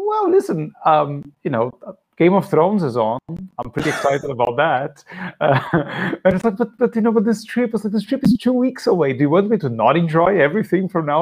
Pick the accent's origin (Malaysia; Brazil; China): Brazil; English is a second language; moved away; also born or lived in Philadelphia, United States; I grew up in Brazil